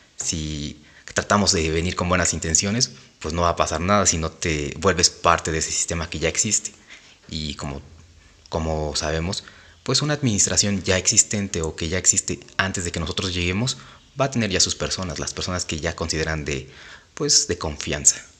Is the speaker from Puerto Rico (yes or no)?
no; State of Mexico, Mexico; como mexiquenses, como parte del Estado de México, nosotros interpretemos de cierta forma la política